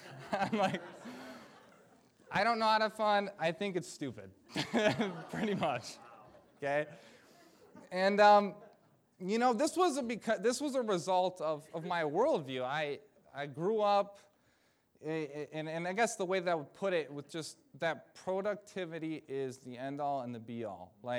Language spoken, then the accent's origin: English; Michigan, United States; this was when I was in campus ministry back in my home state of Michigan